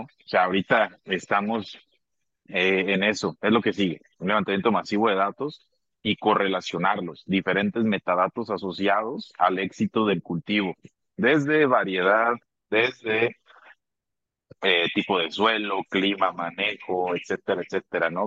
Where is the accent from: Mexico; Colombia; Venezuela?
Mexico; Abasolo, Guanajuato; now in León, Mexico; yo soy del estado de Guanajuato, soy de un municipio que se llama Abasolo, Abasolo, Guanajuato. Orgullosamente soy de ahí. Viví eh, algún tiempo acá en León, pero pero soy originario, allá